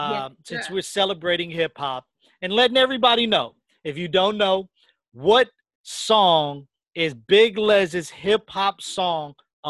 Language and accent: English; West Coast, United States; I was born and raised it on the West Coast.